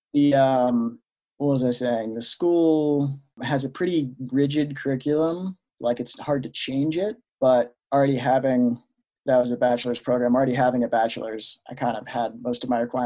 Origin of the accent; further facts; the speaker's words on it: near Annapolis, Maryland, United States; moved away as an adult; now in Denver, United States; I grew up in Maryland, right on the coast near Annapolis